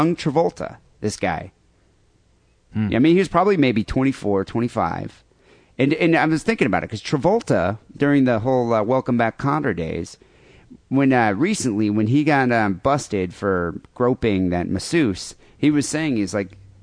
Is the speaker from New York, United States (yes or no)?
no; Michigan, United States; moved away; I'm Michigan